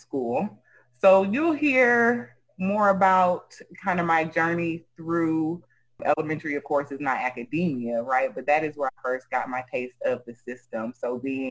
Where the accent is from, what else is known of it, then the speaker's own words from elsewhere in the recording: College Park, Georgia, United States; also born or lived in Sierra Leone; I'm from Collard Park, Georgia, by way of Sierra Leone, West Africa